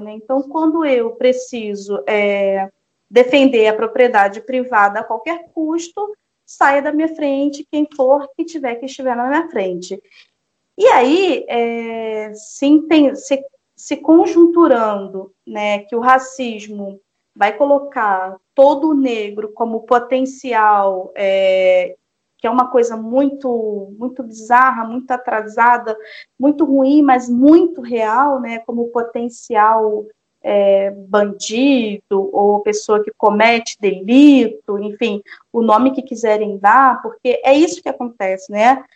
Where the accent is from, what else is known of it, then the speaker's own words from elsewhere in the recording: Magé, Rio de Janeiro, Brazil; Eu fui criada em Magé, eu, saí, né? eu fui criada em Magé por todos os lados. Eu estudei em Magé